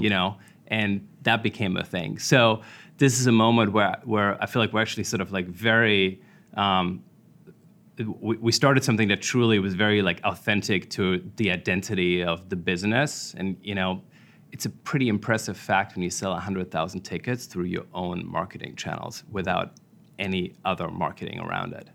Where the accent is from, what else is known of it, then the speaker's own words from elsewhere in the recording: Germany; moved away as an adult; also born or lived in Washington, D.C., United States / New York, United States; I grew up in Germany.